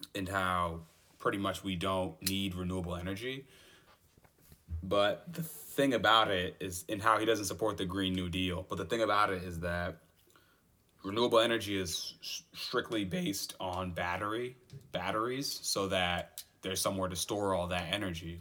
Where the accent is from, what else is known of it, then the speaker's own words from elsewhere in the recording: United States; I'm an American